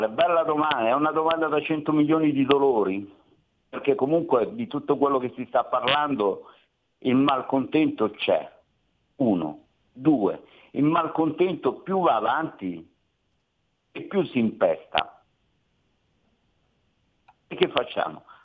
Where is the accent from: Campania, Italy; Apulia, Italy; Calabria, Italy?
Calabria, Italy; Cosenza; parte che parlo con un calabrese perché sono calabrese anch'io. Di dove? Io di Cosenza.